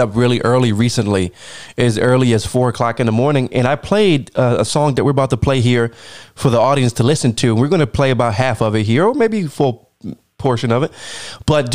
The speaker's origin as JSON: {"language": "English", "country": "United States", "said": "me personally, as an American"}